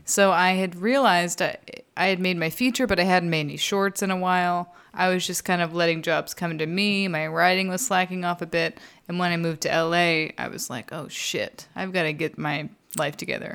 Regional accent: Texas, United States; I'm from Texas

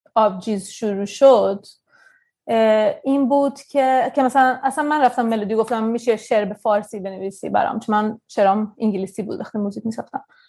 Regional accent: Sweden; also born or lived in Tehran, Iran / India; تو سوئد بزرگ شدم

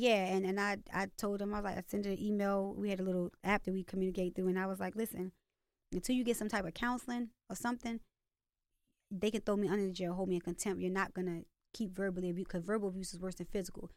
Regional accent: Baltimore, Maryland, United States; accent: Baltimore; also born or lived in California / Virginia; I moved to Baltimore when I was, like, six from Virginia

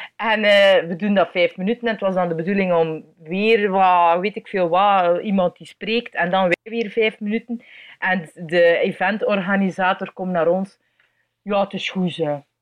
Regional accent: Belgium; ik ben een improcomedian uit België.

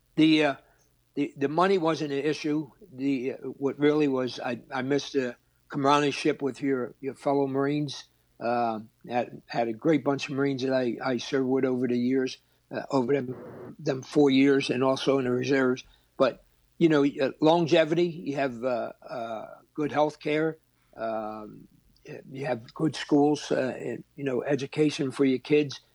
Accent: Philadelphia, Pennsylvania, United States; born or raised there

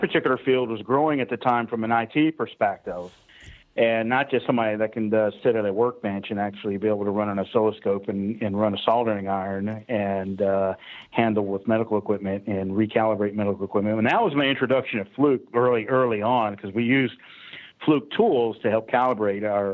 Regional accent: Atlanta, Georgia, United States; I'm from Atlanta, Georgia. All right, so born and raised in Georgia. So I'm a Southern high-tech redneck

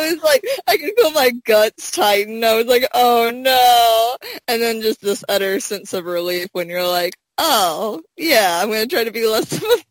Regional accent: Arkansas, United States; He said, where are you from? I said, Arkansas, and he said, what part of Arkansas?

